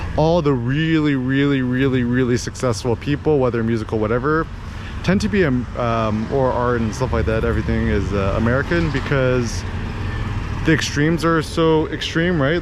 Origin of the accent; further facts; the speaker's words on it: Bay Area, California, United States; moved away as an adult; now in Phnom Penh, Cambodia; I was born in the States, born, born in the Bay Area